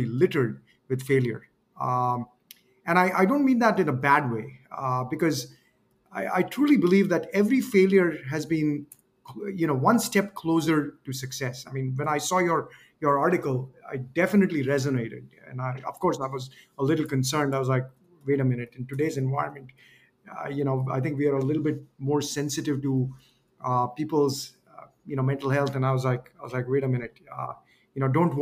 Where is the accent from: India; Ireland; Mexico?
India; moved away as an adult; also born or lived in Wisconsin, United States; I came from India